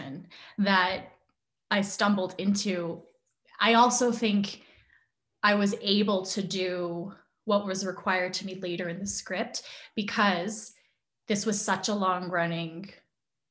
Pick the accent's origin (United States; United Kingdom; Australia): United States; I'm Asian American. I've grown up in an Asian American household